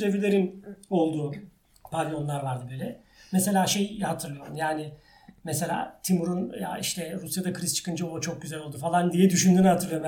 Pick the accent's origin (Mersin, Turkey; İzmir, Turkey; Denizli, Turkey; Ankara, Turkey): Ankara, Turkey; moved away as an adult; now in Istanbul, Turkey; İstanbul'da doğdum. Ee, sonra Ankara yani esasında hayatımın çoğu Ankara'da geçti.